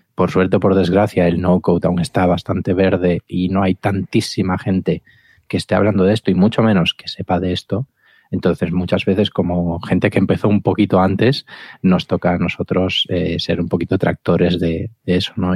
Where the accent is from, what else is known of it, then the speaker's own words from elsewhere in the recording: Galicia, Spain; Como buen gallego